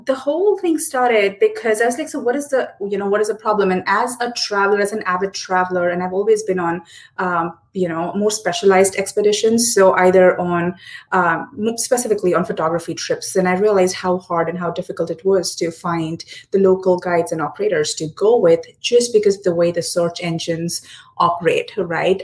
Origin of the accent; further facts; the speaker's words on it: Hyderabad, Telangana, India; first language Hindi; English is a second language; moved away; born and raised in Hyderabad, but roots are somewhere in uh, Punjab prior to partition uh, in Pakistan